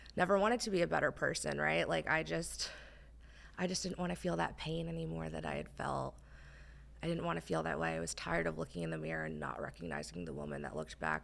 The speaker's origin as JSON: {"language": "English", "region": "New Jersey", "country": "United States", "moved": "as an adult", "lives_now": "Texas, United States", "said": "I am originally from New Jersey. Um, so being in Texas is still wild to me."}